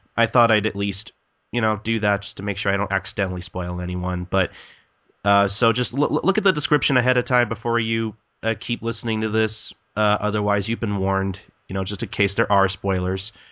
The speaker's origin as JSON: {"language": "English", "country": "United States", "said": "I'm American and I'm English"}